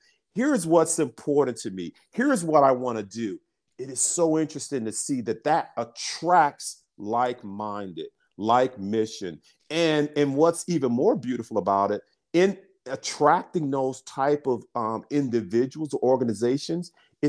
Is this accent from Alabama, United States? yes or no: yes; Birmingham, Alabama, United States; I'm an African-American. I'm from Birmingham, Alabama. I grew up in, I grew up in an area called Dynamite Hill.